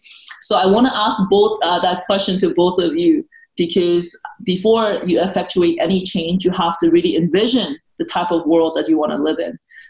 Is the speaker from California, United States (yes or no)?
yes; Oroville, California, United States; And for me, because I grew up in Oroville, whether I was consciously aware of this or not